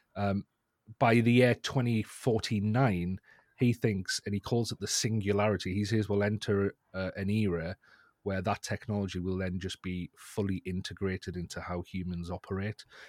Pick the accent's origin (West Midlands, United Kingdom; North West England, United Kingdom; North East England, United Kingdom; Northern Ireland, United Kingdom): North East England, United Kingdom; accent: northeast England; at a group of colleges in the northeast of England. You can probably tell by my accent there.